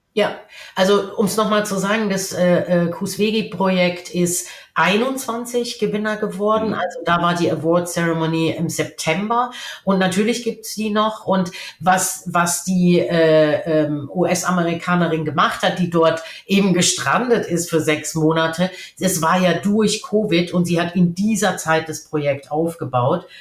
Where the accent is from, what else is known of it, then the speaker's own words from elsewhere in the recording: Germany; als Deutsche